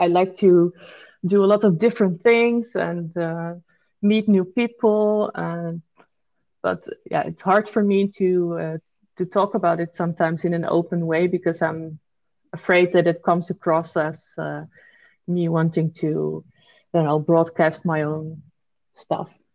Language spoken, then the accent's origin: English; Netherlands; I was the only Dutch person studying there